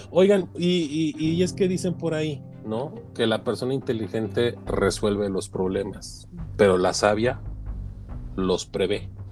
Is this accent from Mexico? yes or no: yes; Mexico; soy mexicano, este, orgullosamente mexicano